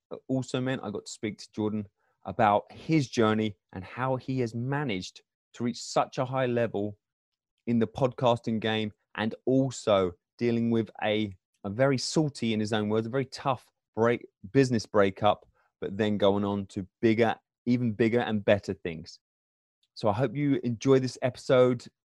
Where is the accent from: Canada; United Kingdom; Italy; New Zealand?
United Kingdom; England; moved away as an adult; now in Michigan, United States; I'm from England originally